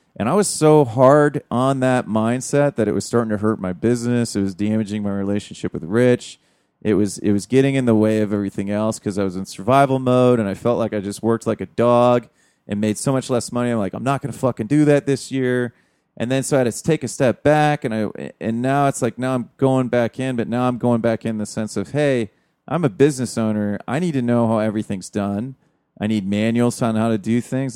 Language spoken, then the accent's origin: English; United States